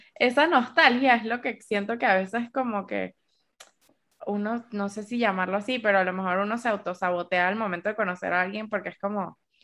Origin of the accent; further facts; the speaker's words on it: Caracas, Capital District, Venezuela; moved away as an adult; now in Bogotá, Colombia; somos cuatro amigas y las cuatro somos venezolanas, pero, por ejemplo, ninguna de ellas es de Caracas.